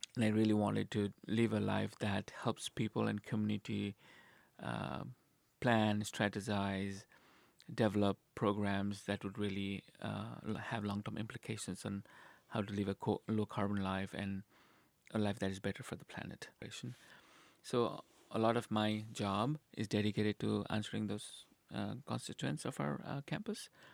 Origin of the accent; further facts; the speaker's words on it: Nepal; moved away as an adult; now in Nebraska, United States; I'm originally from Nepal